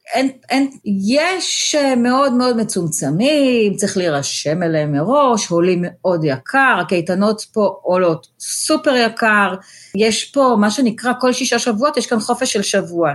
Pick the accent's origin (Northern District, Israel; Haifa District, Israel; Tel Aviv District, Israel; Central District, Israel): Tel Aviv District, Israel; Tel Aviv; moved away as an adult; also born or lived in China; now in Fair Lawn, United States; אני ילדה טובה תל אביב, גדלתי ברמת אביב